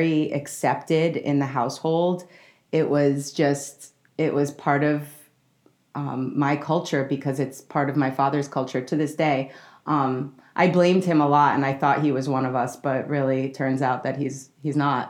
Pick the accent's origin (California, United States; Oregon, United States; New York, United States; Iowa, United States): New York, United States; New York City; I'm from New York City, grew up in Manhattan